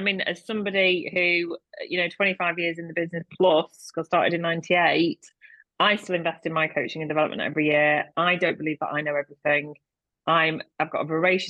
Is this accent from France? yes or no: no; Manchester, North West England, United Kingdom; I'm from Manchester